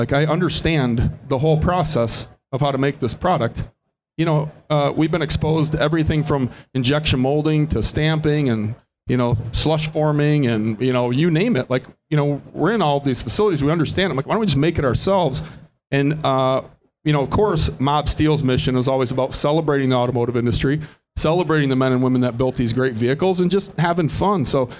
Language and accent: English; Detroit, Michigan, United States; We're from Detroit, where you make millions of things. You don't make hundreds or thousands. You know, so if I walk into suppliers in my hometown and I say I want 1,000, I don't register on their, they don't hear me.